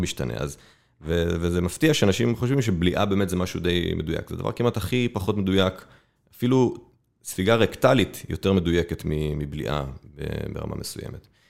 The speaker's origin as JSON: {"language": "Hebrew", "town": "Safed", "region": "Northern District", "country": "Israel", "tie": "born or raised there", "also_born_or_lived": "Tel Aviv", "moved": "as an adult", "said": "אני גדלתי בצפת"}